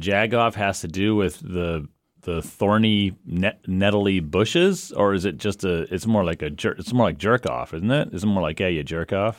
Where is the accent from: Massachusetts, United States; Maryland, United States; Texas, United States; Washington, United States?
Massachusetts, United States; also born or lived in Long Island, New York; my parents moved from, uh, Long Island to Massachusetts when I was two